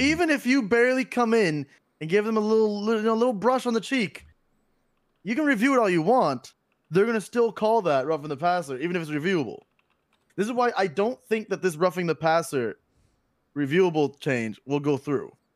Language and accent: English; Florida, United States; born and raised in Florida, uh, still in Florida